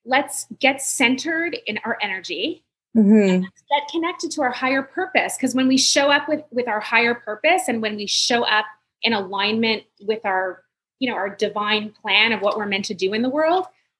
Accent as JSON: {"language": "English", "town": "Montreal", "region": "Quebec", "country": "Canada", "said": "I'm from Montreal"}